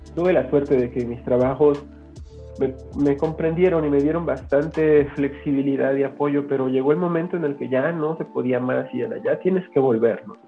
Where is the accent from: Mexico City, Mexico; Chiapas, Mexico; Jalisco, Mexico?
Chiapas, Mexico; San Cristóbal de las Casas; soy de San Cristóbal de las Casas Chiapas